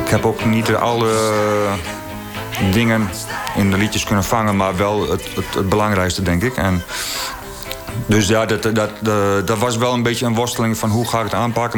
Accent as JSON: {"language": "Dutch", "country": "Netherlands", "tie": "born or raised there", "said": "ik ben opgegroeid in Veen, eh, Een grensdorp tussen Groningen en Friesland"}